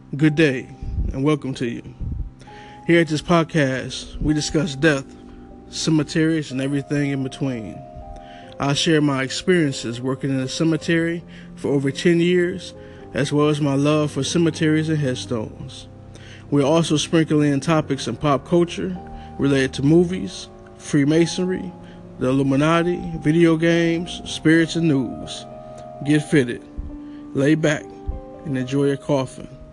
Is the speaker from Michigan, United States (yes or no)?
no; Toledo, Ohio, United States; in my hometown, Toledo, Ohio